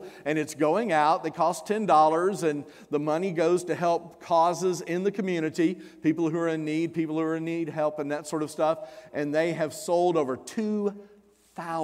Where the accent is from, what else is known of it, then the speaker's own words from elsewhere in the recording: South Louisiana, United States; I'm from South Louisiana. born south of Interstate 10.